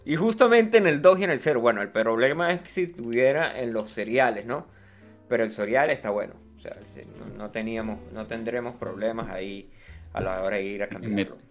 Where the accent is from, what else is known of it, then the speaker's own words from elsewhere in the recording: Venezuela; also born or lived in Chile; hablamos como venezolano